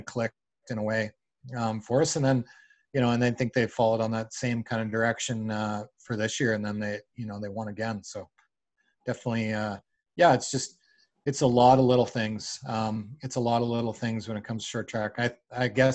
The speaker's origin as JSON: {"language": "English", "country": "Canada", "tie": "born or raised there", "also_born_or_lived": "United States", "moved": "as an adult", "said": "I grew up in Canada, but I haven't really been an adult in Canada"}